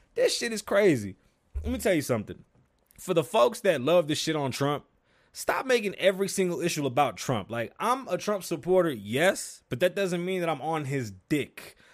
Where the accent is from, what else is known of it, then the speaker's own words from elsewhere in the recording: New York City, New York, United States; I'm from the Bronx, New York, if you didn't know. I was born on the South Side, one hundred eighty from Hughes.